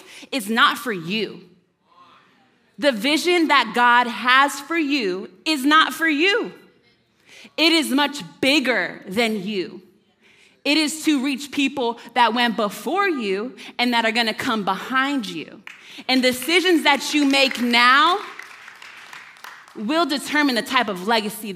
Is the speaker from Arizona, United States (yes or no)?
yes; Arizona, United States; moved away; I'm from Arizona.